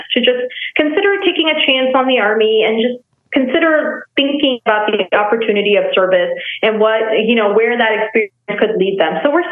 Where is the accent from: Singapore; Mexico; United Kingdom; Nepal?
Nepal; moved away; also born or lived in Texas; I was born and raised in Nepal, and then I moved to Texas